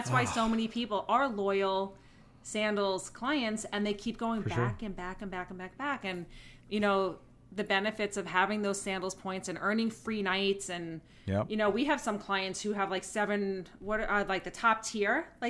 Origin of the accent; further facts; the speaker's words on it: New York, United States; now in South Carolina, United States; I'm a New Yorker